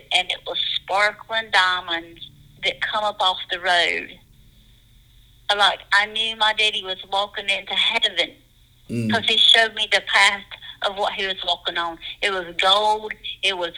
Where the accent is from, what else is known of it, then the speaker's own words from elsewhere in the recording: Dacusville, South Carolina, United States; also born or lived in Pickens, South Carolina; I was born in Pickens County in Pickens, South Carolina. I grew up in a small place, and it's called Dacusville, South Carolina.